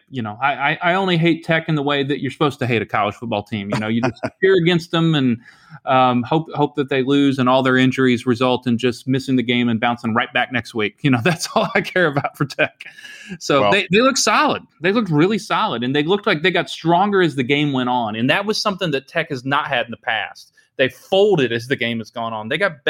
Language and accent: English; Iowa, United States; I'm from Iowa.